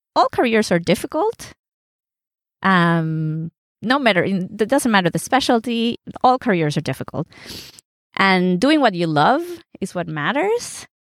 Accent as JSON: {"language": "English", "country": "Mexico", "tie": "born or raised there", "moved": "yes", "said": "My dad's German, my mom's Puerto Rican. I was born in Mexico."}